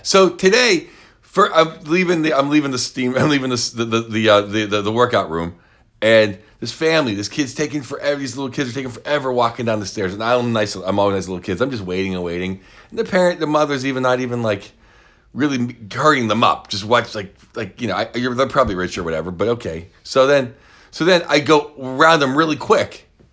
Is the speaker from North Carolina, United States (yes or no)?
no; Pittsburgh, Pennsylvania, United States; Pittsburgh, Pennsylvania, my hometown